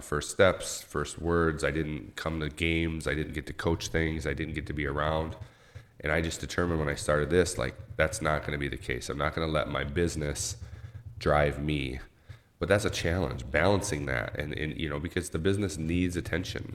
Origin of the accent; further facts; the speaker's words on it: Owosso, Michigan, United States; also born or lived in New York; I grew up in Little Owasso here